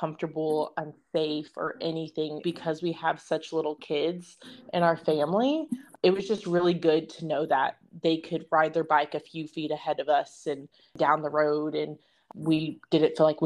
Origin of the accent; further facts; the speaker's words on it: Edmond, Oklahoma, United States; also born or lived in Northwest Arkansas; now in Denton, United States; I'm from Edmond, Oklahoma, and now we all live in Texas.